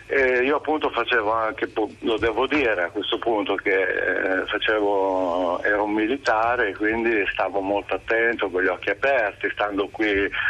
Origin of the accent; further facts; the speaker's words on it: Emilia-Romagna, Italy; moved away as an adult; now in Milan, Italy; Io sono romagnolo